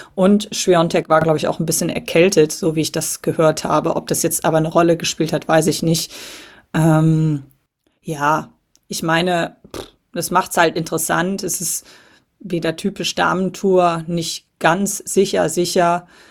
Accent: Cologne, North Rhine-Westphalia, Germany; als gebürtige Kölnerin

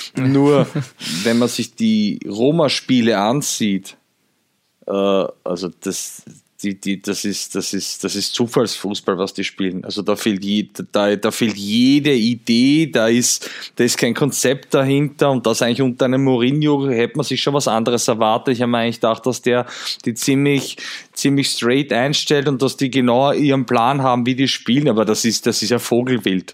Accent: Austria; ich als Österreicher

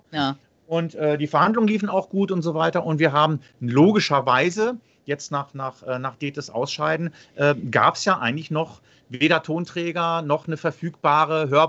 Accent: Langenhagen, Lower Saxony, Germany; ich komme aus Langhagen

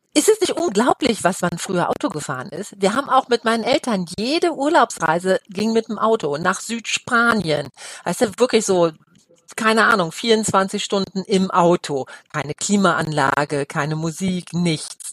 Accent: Osnabrück, Lower Saxony, Germany; moved away as an adult; now in Cologne, Germany; ich komme aus Osnabrück gebürtig und wir hatten englische Soldaten in, in meiner Kindheit noch

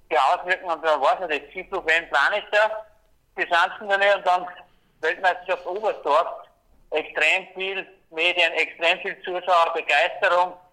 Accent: Austria; wünschen darf ich mir natürlich dass als Österreicher, dass der Kunde drinnen bleibt im Programm

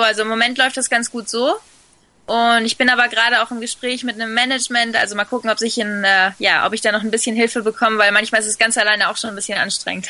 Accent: Fuerteventura, Canary Islands, Spain; also born or lived in Sylt, Germany; ich bin auf Sylt geboren, wobei meine Eltern mich schon mit nach Fuerteventura quasi entführt haben, wo ich zwei Wochen alt war. Und ich bin dann auch da zur Schule gegangen. Also ich bin, äh, schon in Spanien eher dann aufgewachsen

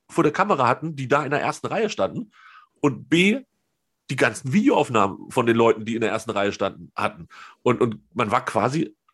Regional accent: Hanover, Lower Saxony, Germany; ich komme aus Höhe 50 Meter über normal Null in Hannover

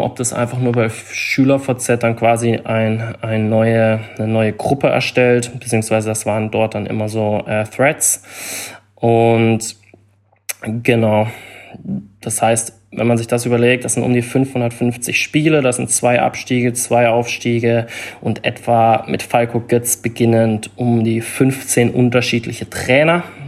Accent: Freiburg, Baden-Württemberg, Germany; also born or lived in London / Palma; ich bin in Freiburg geboren, habe hier 18 Jahre beziehungsweise 19 Jahre gelebt.

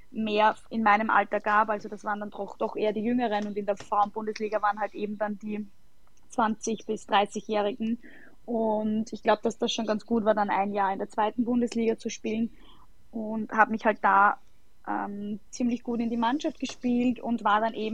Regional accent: Sollenau, Lower Austria, Austria; habe damals in meinem Heimatort äh, SC Sollenau begonnen

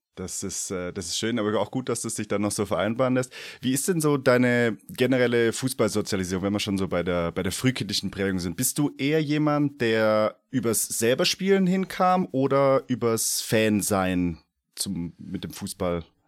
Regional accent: Stuttgart region, Baden-Württemberg, Germany; ich komme auch aus der Region Stuttgart

